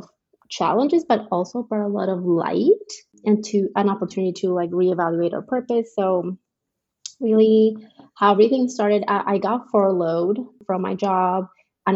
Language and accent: English; Colombia; moved away as an adult; now in Frisco, United States; I am from Colombia. That's in South America, not the state, in case you're wondering. I've been in the States for, it's going to be 10 years now.